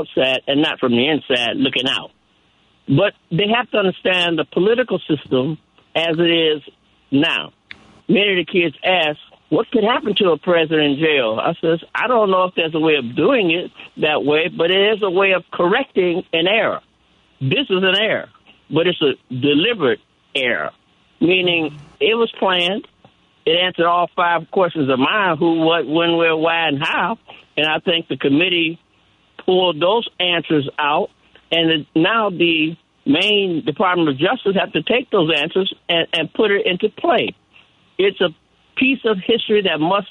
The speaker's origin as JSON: {"language": "English", "town": "Chicago", "region": "Illinois", "country": "United States", "tie": "born or raised there", "also_born_or_lived": "Detroit, Michigan", "moved": "as an adult", "lives_now": "Rocky Mount, United States", "said": "Even though I'm a Chicagoan, went to DeSalle in Chicago on 35th Street in Wabash"}